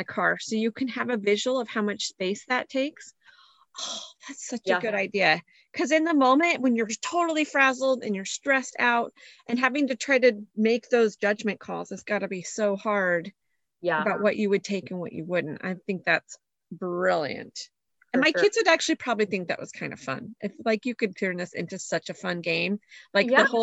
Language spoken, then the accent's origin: English; Reno, Nevada, United States; now in Texas, United States; I grew up in the West, so we knew all our earthquake safety, you know, all our drills, cause they're in Reno, you get earthquakes right next to that California fault.